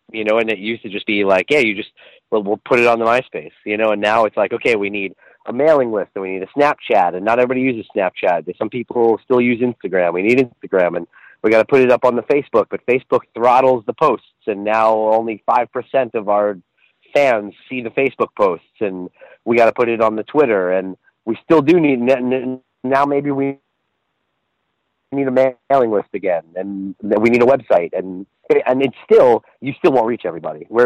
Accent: Long Island, New York, United States; born or raised there

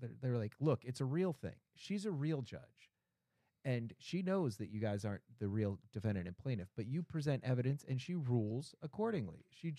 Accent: Boston, Massachusetts, United States; I am from Boston. I have a pretty good accent.

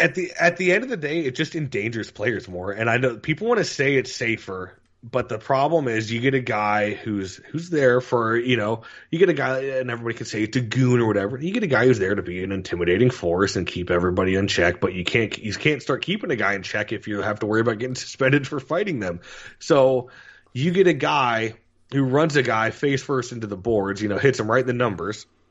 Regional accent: Florida, United States; growing up in Florida, hockey is not what you'd call the most popular sport

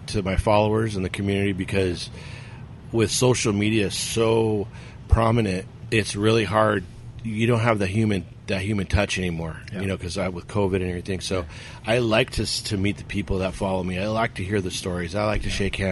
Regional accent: Whittier, California, United States; also born or lived in Compton / Pico Rivera; growing up in Whittier

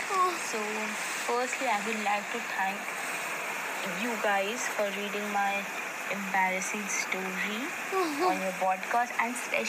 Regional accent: India; I'm the same girl from India who sent that.

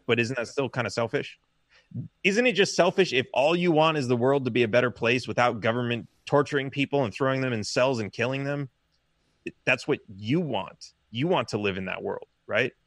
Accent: Los Angeles, California, United States; now in Texas, United States; I grew up in Los Angeles

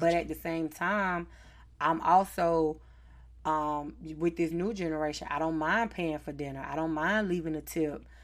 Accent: Charlotte, North Carolina, United States; accent: Southern; I am from the South, Charlotte, North Carolina, born and raised

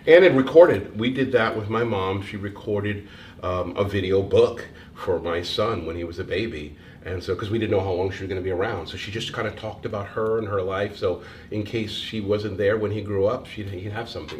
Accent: Eastern Connecticut, United States; moved away as an adult; also born or lived in Rhode Island / Boston / New York; now in Oregon, United States; Originally from Connecticut, Eastern Connecticut, and then when I got out of Bryant, I was living in Connecticut for a number of years

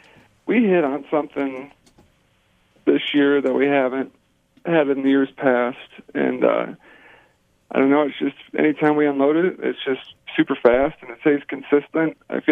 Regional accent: Burbank, Ohio, United States; Burbank, Ohio. I mean, it might have 500 people in it.

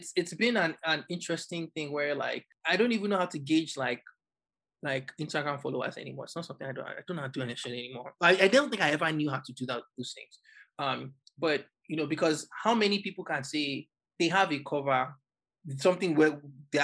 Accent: Nigeria; now in New York, United States; as a Nigerian

